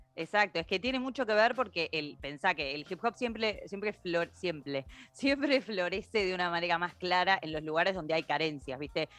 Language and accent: Spanish; Argentina; nosotros como argentinos